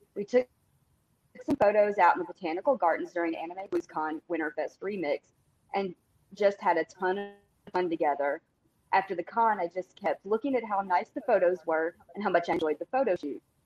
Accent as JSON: {"language": "English", "region": "Tennessee", "country": "United States", "said": "I'm from Tennessee"}